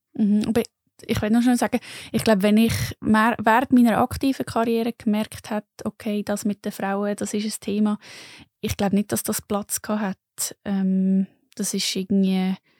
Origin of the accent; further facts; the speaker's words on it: Lucerne, Switzerland; moved away; ursprünglich bin ich von Luzern